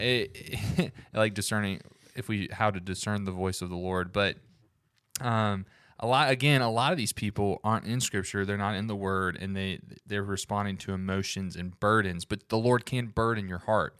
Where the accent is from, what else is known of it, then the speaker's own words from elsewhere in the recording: Alabama, United States; I'm from the South, from Alabama